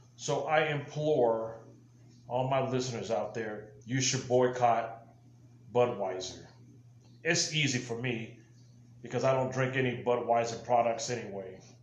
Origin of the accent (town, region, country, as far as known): United States